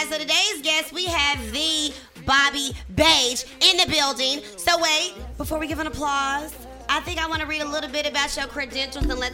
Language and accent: English; Texas, United States; I'm from Texas